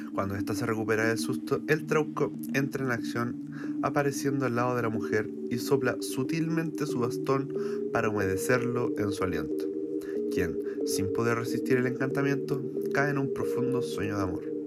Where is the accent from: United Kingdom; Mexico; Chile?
Chile; nuestro país